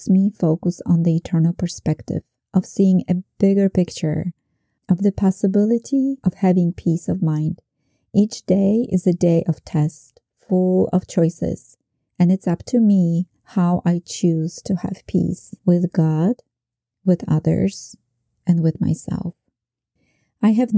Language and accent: English; Poland; moved away; Growing up in Poland during communism